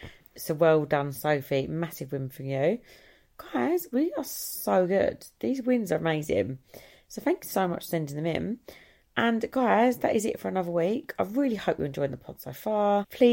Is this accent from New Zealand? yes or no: no; Ireland; Because I'm Irish, I think I, like, felt a connection.